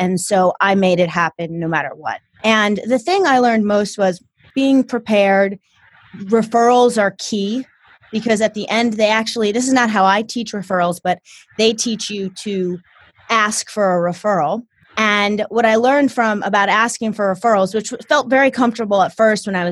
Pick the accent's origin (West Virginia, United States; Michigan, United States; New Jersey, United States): New Jersey, United States; New Jersey / New York City area, United States; I came from Jersey. Or the New York City area